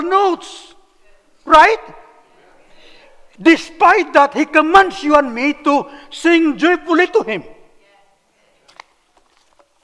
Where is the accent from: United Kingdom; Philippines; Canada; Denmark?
Philippines; moved away as an adult; also born or lived in Cebu City, Philippines; now in United States